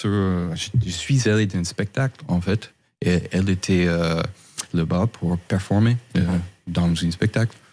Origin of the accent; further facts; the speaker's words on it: Sacramento, California, United States; French is a second language; moved away as an adult; now in France; Chez moi à Sacramento.